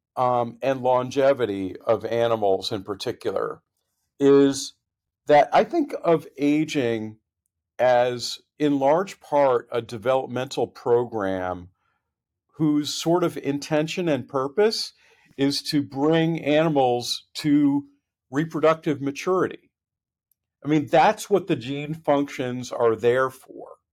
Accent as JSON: {"language": "English", "town": "Boston", "region": "Massachusetts", "country": "United States", "tie": "born or raised there", "also_born_or_lived": "Connecticut / California", "moved": "as an adult", "said": "I'm from the Boston area, grew up in, in New England"}